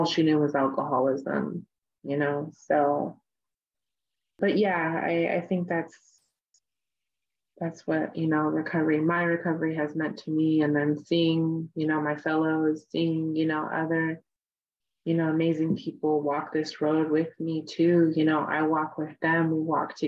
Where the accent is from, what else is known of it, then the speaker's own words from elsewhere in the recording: Oakland, California, United States; I grew up off the reservation. I grew up in the Bay Area. It's like Oakland, California. And I still live here